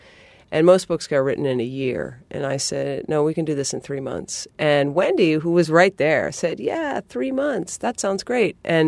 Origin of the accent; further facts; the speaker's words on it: New England, United States; I mean, I'm from New England.